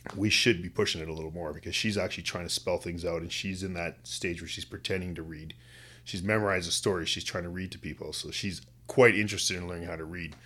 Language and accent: English; West Kootenays, British Columbia, Canada; now in Kamloops, Canada; I grew up in the West Kootenays.